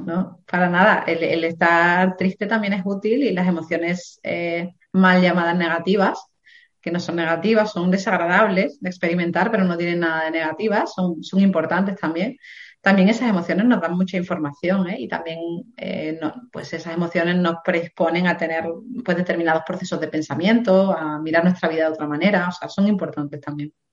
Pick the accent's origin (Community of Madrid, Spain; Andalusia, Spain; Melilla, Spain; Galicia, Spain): Andalusia, Spain; Dos Hermanas; moved away; also born or lived in England; nací en un pueblo, en Sevilla, que se llama Dos Hermanas